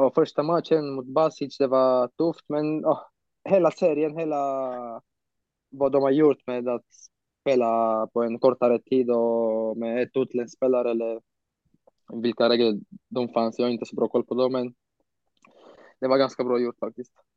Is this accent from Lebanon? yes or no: no; Romania; also born or lived in Bucharest, Romania / Sweden; när jag var hemma i Rumänien